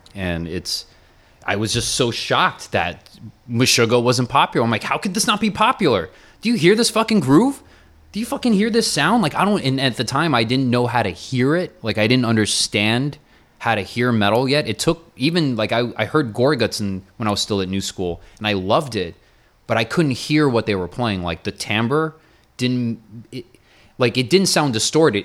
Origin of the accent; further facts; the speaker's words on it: Miami, Florida, United States; now in New York, United States; all the years I grew up in Miami